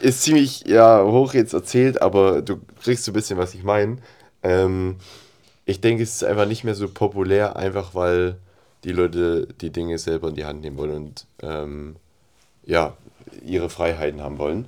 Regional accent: Germany; als Deutscher

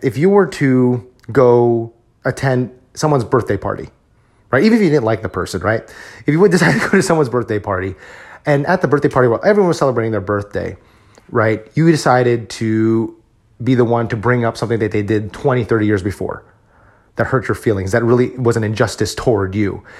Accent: United States; we as Filipino American men

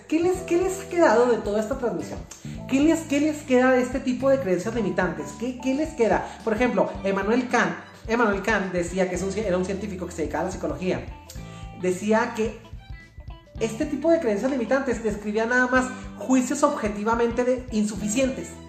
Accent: Mexico; los mexicanos somos maravillosos

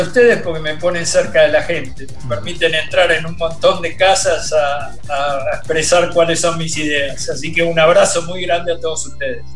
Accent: Argentina; represento al rugby argentino. O sea, soy reconocido eh, como, como argentino

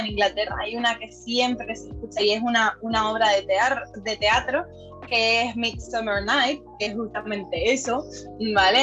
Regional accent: Canary Islands, Spain; moved away; also born or lived in Ireland; en Canarias, que es de donde yo soy

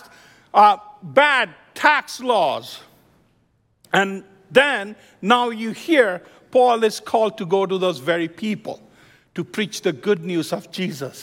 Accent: India; moved away as an adult; also born or lived in Midwest, United States / New Jersey, United States; now in United States; When I came from India in 1992, I landed in New Jersey, stayed with my cousin

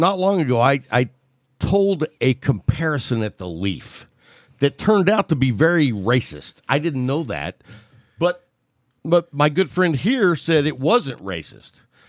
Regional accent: the South, United States; I grew up in the South

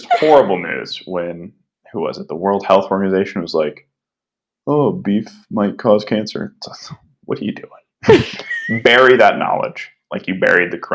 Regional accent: Kansas, United States; I was born in Kansas, landlocked

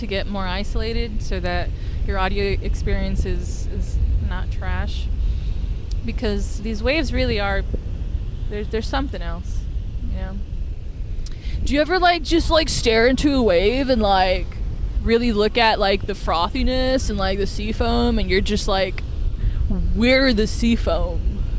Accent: California, United States; I am from California, okay? Like, I don't know, pretending to podcast, talking to myself, quite literally, is the most Californian thing that I could possibly do.

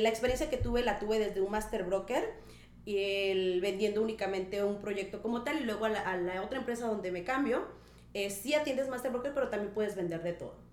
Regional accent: Minatitlán, Veracruz, Mexico; moved away as an adult; now in Tulum, Mexico; originaria orgullosamente de la ciudad de Minatitlán, Veracruz. Sí, señor, soy jarocha

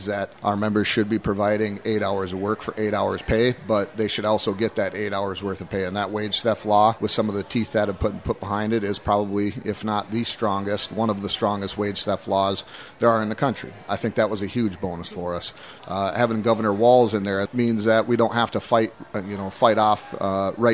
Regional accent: Big Lake, Minnesota, United States; I'm originally from Big Lake

